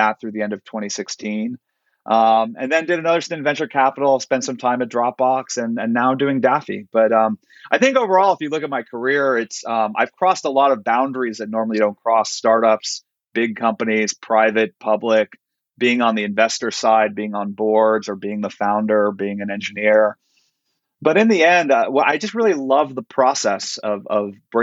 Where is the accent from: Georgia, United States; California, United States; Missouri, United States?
California, United States; Silicon Valley; I grew up in Silicon Valley.